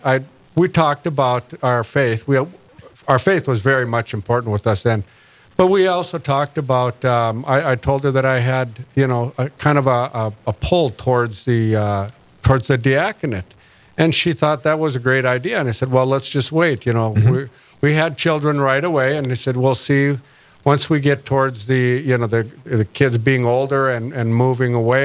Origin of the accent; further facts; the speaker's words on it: Hillsboro, North Dakota, United States; I grew up in Hillsboro